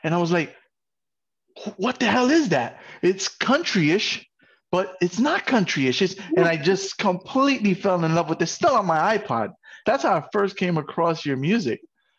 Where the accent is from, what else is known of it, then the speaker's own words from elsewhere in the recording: New York, United States; I'm from New York, and there was a time in my life where I said, I like everything but country.